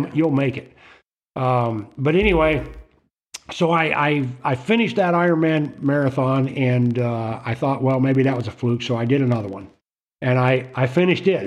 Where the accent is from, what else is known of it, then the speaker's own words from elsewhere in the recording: Florida, United States; moved away; also born or lived in Okinawa, Japan; I spent, you know, several years growing up in Florida.